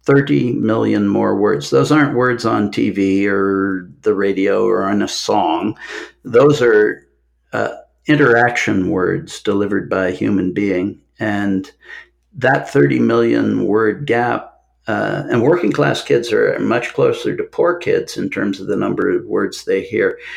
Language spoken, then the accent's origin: English; Omaha, Nebraska, United States; moved away as an adult; also born or lived in London / Atlanta; I grew up in Omaha